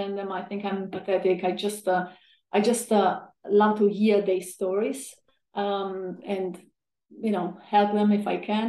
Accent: a small town in southern Italy, Italy; moved away as an adult; also born or lived in London; I come from a small town in southern Italy. I grew up in a beautiful family. Spent in Italy most of my time until I was 25.

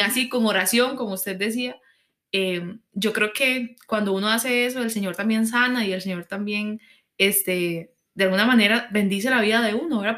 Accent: Costa Rica; como ticos, digamos, pensando como es nuestra cultura

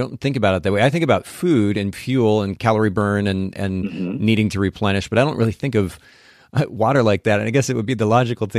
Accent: Japan; So I grew up in Japan, and even in Japan

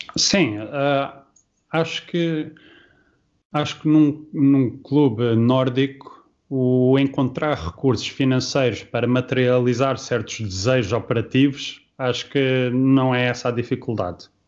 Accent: Luxembourg; moved away as an adult; also born or lived in Portugal / Liverpool; now in Norway; eu saí de Portugal, tinha 5 anos, cresci no Luxemburgo uh, e depois só voltei para Portugal quando foi para a universidade

